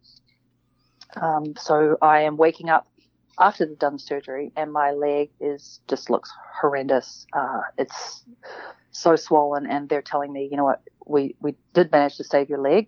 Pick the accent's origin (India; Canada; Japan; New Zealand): New Zealand; I grew up in New Zealand